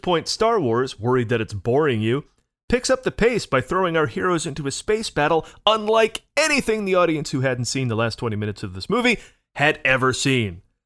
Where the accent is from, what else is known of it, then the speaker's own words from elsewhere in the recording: Oneonta, New York, United States; the cavernous Oneonta Theater in Oneonta, New York, my hometown